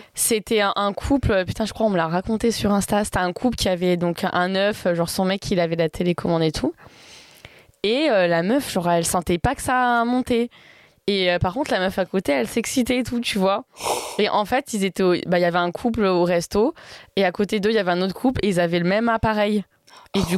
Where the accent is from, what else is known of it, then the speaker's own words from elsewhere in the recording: Valence, Auvergne-Rhône-Alpes, France; also born or lived in Grasse; Je suis née à Grasse, mais j'ai pas grandi là-bas. Enfin, je suis née à... je suis à Valence, sinon dessous de Lyon